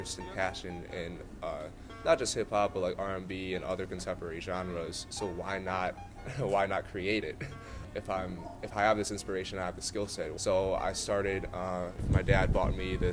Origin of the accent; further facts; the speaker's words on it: Chicago suburbs, Illinois, United States; moved away as an adult; I'm from the Chicago suburbs, so I went back home for 3 weeks during the summer